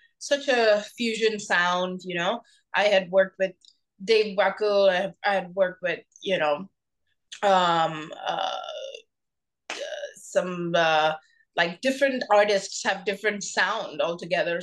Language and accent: English; Mumbai, Maharashtra, India; first language Bengali; English is a second language; I grew up in Mumbai, India